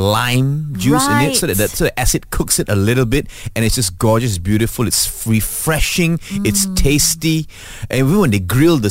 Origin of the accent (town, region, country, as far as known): Malaysia